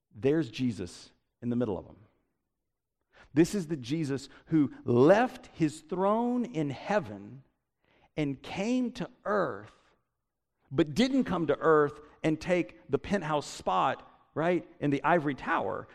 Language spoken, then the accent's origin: English; Statesboro, Georgia, United States; I grew up in Statesboro